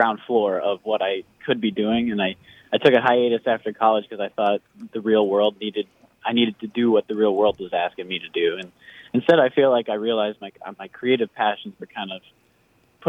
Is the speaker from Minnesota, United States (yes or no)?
yes; Coon Rapids, Minnesota, United States; also born or lived in Blaine, Minnesota; I grew up Coon Rapids and Blaine.